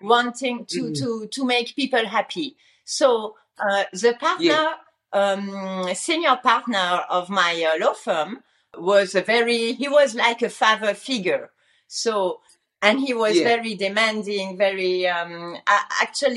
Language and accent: English; France; moved away as an adult; also born or lived in Luxembourg; I was originally from France